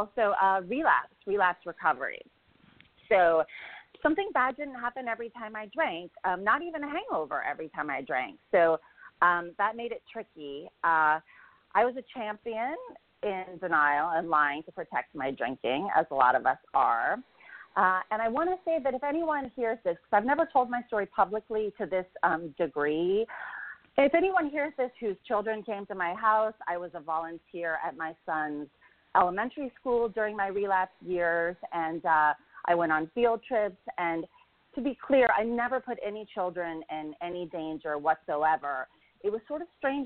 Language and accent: English; Kansas, United States; now in Los Angeles, United States; I grew up in Kansas.